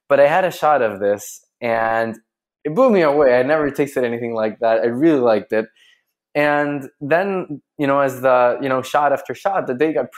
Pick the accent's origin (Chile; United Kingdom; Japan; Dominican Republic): Chile; So I'm from Chile. I'm a Chilean guy